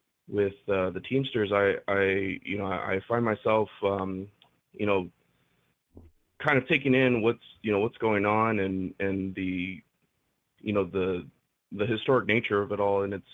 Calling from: California, United States; from Southern California. How y'all doing?

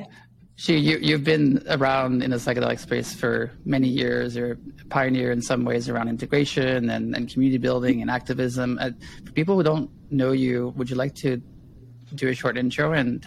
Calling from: Kaslo, British Columbia, Canada; today I'm calling from Kaslo, the ancestral lands of the Sinait and Knaha people.

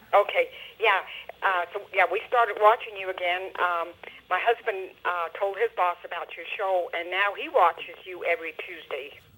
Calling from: West Jordan, Utah, United States; I'm calling from uh, West Jordan

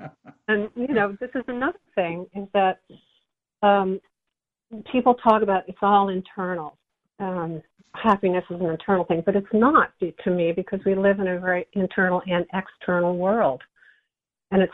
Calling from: Nyack, New York, United States; I'm calling from Nyack, New York.

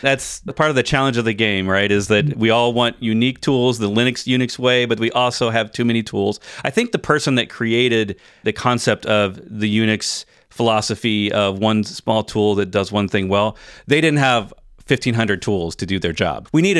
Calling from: Virginia, United States; I'm in Virginia, so we're east to west this time in North America.

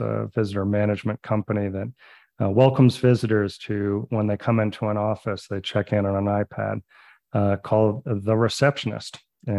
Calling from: Santa Fe, New Mexico, United States; So I am calling you from Santa Fe, New Mexico. That is my home base, but our company is based in Denver, Colorado.

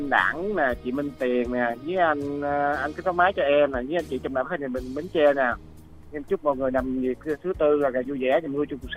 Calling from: Cà Mau, Vietnam; dạ đúng rồi em tên là … đến từ cà mau

